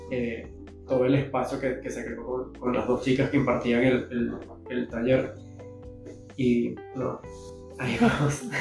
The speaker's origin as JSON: {"language": "Spanish", "country": "Venezuela", "said": "Y, y normalmente como venezolanos huimos a ese tipo de emociones."}